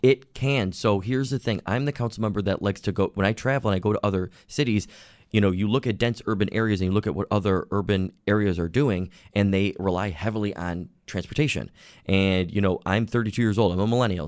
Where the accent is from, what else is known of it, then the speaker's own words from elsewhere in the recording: Orchard Park, New York, United States; I grew up in Orchard Park